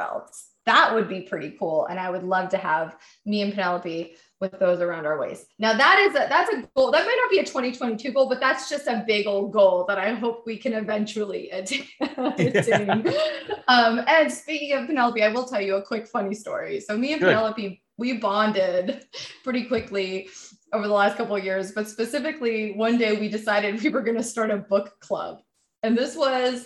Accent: Toronto, Ontario, Canada; I grew up in Toronto

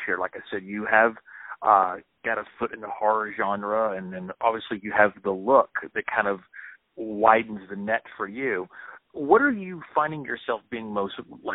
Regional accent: Dallas, Texas, United States; moved away; I grew up in the Dallas-Fort Worth area

